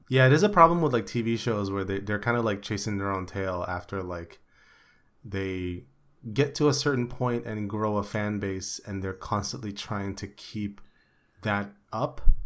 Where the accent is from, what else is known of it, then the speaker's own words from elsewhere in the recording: Philippines; English is a second language; moved away; back in the day in the Philippines